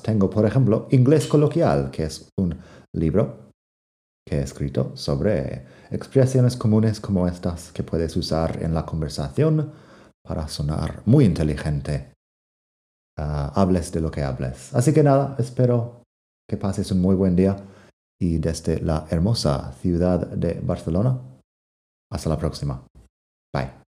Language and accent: Spanish; Arizona, United States; Spanish is a second language; moved away; En mi tierra de Arizona